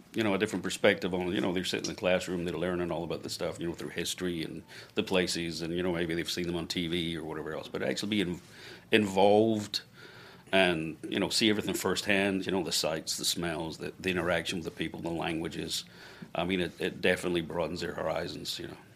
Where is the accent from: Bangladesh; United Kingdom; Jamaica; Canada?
United Kingdom; a village outside Glasgow, Scotland; now in Florida, United States; I was born in Glasgow. Yep, grew up in a little village outside of Glasgow